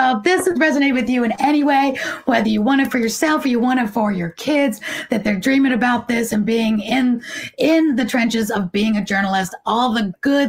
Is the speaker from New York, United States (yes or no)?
yes; New York City, New York, United States; now in Atlanta, United States; my hometown of New York City.